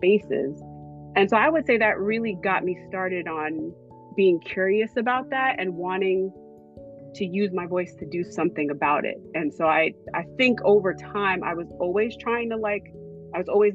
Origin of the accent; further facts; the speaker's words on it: Hillside, New Jersey, United States; moved away as an adult; also born or lived in New York; my hometown is Hillside, New Jersey.